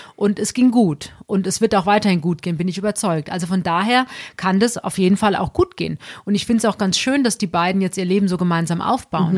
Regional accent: Alsbach-Hähnlein, Hesse, Germany; eigentlich komme ich aus Alsbach Hähnlein

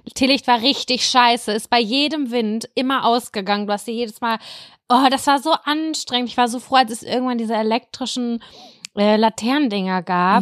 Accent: Lübbecke, North Rhine-Westphalia, Germany; bei uns in Lübbecke 3232 Lübbecke

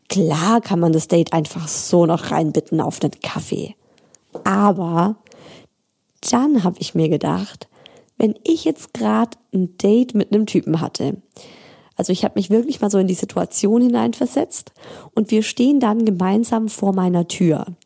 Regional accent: Baden-Württemberg, Germany; Also ich bin, ich komme ja aus Schwaben, ich komme ja nicht aus Bayern.

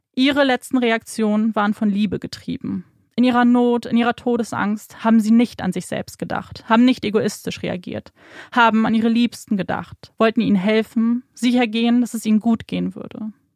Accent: Germany; bei uns in Deutschland

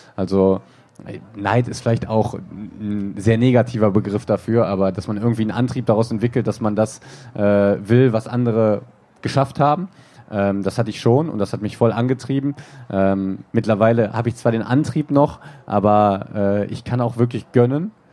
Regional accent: Germany; hier im Westen, bin ein Kind des Westens

